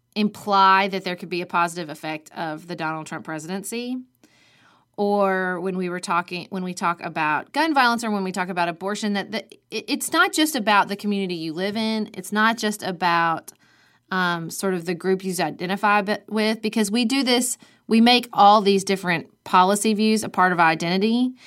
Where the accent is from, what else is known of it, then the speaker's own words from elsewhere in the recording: United States; I'm an American